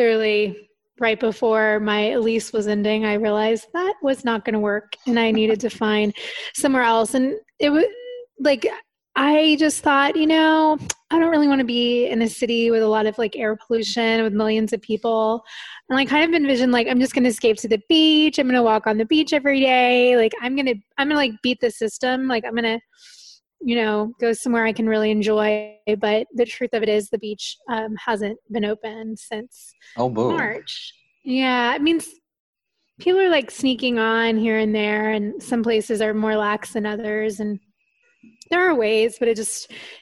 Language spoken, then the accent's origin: English; Florida, United States; moved away as an adult; now in Playa del Carmen, Mexico; right now I'm based in Playa del Carmen, but I'm from Florida in the US